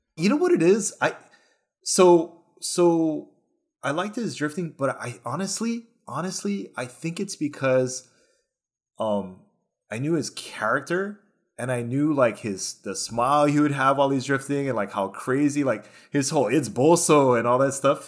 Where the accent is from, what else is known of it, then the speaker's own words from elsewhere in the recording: Hawaii, United States; me growing up here, I did not go to the mainland until I was twenty-four, till I joined the Army.